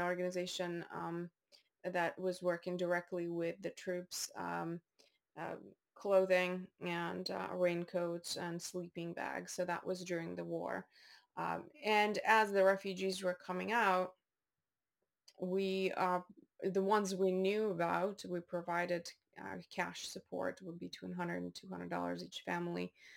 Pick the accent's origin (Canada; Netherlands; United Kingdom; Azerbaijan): Azerbaijan; Baku; moved away; also born or lived in North Dakota, United States / Maine, United States; I was born in Baku, Azerbaijan